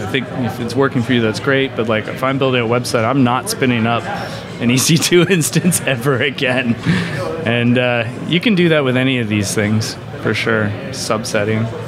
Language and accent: English; Canada; as a Canadian